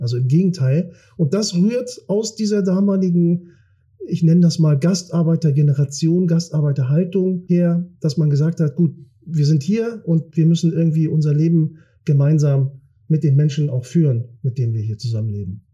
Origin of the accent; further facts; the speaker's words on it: Kiel, Schleswig-Holstein, Germany; also born or lived in Turkey; das ist in, in Garden, da haben wir gewohnt, da bin ich groß geworden, das ist mein Revier, das ist meine Heimat